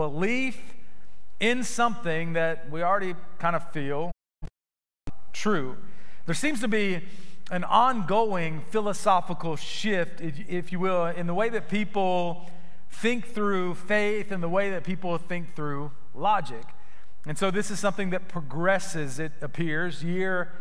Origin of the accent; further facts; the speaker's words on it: Florida, United States; Growing up in Florida